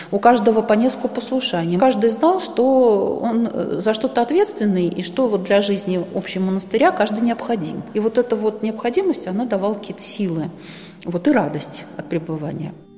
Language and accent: Russian; Moscow, Russia; moved away; also born or lived in Murom; я москвичка, и батюшка покойно был москвичом тоже